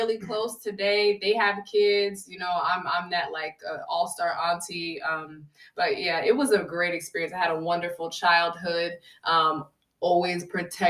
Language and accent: English; Connecticut, United States; I was born and raised in Connecticut, 203 CT